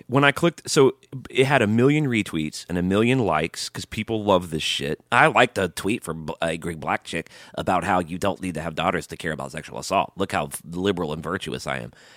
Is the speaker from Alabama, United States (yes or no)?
yes; Alabama, United States; I grew up in Alabama